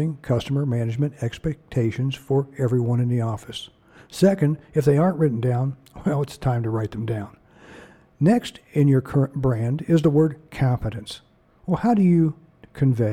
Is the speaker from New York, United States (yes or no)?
no; Ohio, United States; I'm from Ohio